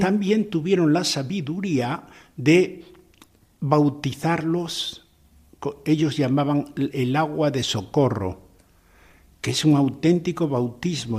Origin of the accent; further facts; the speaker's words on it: Corella, Navarre, Spain; moved away as an adult; also born or lived in Valencia / Portugal / Esmeraldas, Ecuador; En Corella, mi pueblo natal